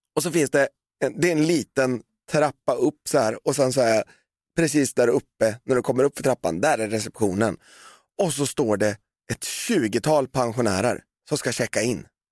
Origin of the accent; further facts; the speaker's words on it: Valdemarsvik, Östergötland, Sweden; now in Stockholm, Sweden; när jag växte upp i Valdemarsvik